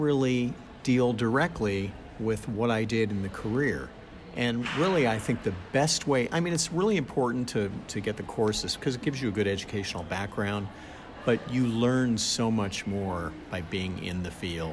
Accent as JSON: {"language": "English", "region": "South Florida", "country": "United States", "tie": "born or raised there", "also_born_or_lived": "Georgia", "said": "I grew up in South Florida."}